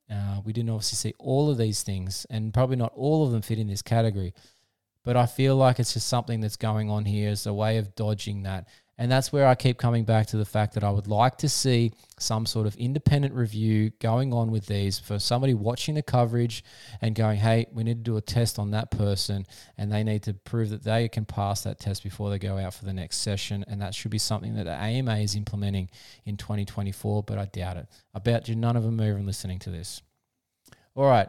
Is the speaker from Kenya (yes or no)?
no; Australia; I'm an Aussie